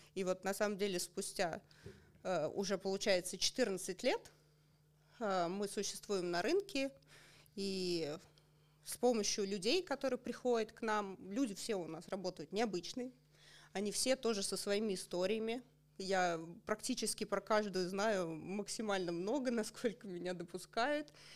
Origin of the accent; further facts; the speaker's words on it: Otradny, Russia; moved away; Сама я родом из Отрадного, а мои родители до сих пор живут там.